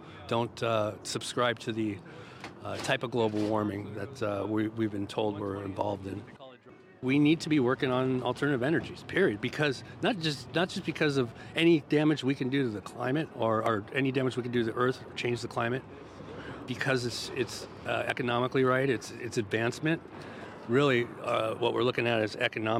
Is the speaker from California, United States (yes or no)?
yes; Los Angeles, California, United States; now in San Leandro, United States; I'm from Los Angeles, California, but I currently live in San Leandro